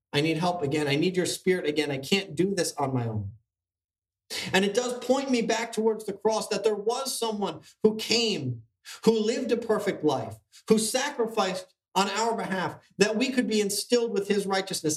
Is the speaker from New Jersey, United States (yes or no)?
yes; New Jersey, United States; we're from New Jersey